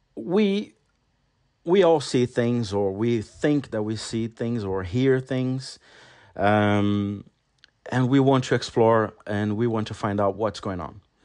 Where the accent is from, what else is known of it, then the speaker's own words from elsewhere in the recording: Brazil; English is a second language; moved away as an adult; now in London, United Kingdom; I was still living in my hometown, which is a very small town in Brazil